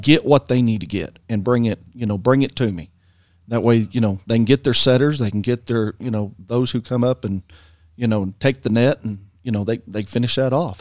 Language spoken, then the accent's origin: English; Frederick, Oklahoma, United States; That's Frederick Bombers. That's my hometown